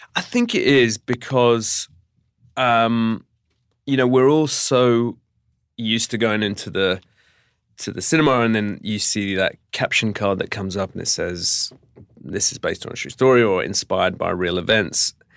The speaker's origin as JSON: {"language": "English", "country": "United Kingdom", "said": "as a Brit"}